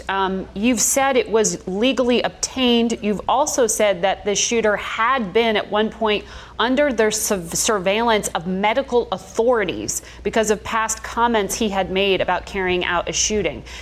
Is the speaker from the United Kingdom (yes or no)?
no; Buffalo, New York, United States; It's my hometown of Buffalo.